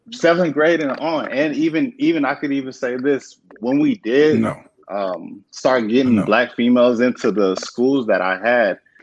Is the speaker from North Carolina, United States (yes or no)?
no; San Diego, California, United States; moved away; also born or lived in Virginia; I grew up in San Diego